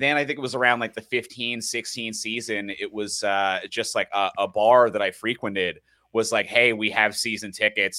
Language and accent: English; Newfoundland and Labrador, Canada; moved away as an adult; now in Toronto, Canada; I grew up in Newfoundland, so I'm not a born and raised Torontonian